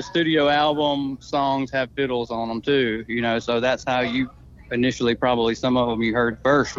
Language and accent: English; Tupelo, Mississippi, United States; from Tupelo, Mississippi.